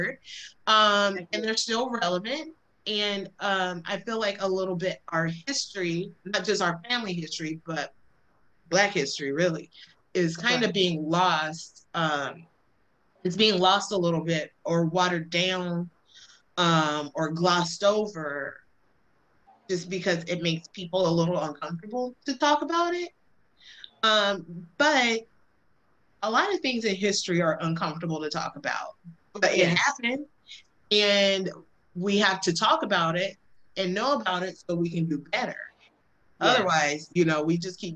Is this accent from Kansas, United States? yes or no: no; Alabama, United States; I grew up in Alabama